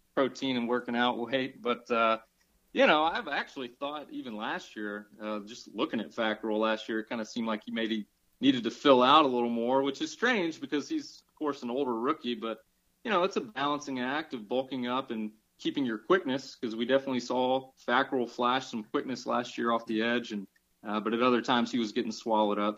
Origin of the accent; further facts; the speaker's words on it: Atlanta, Georgia, United States; I'm from Atlanta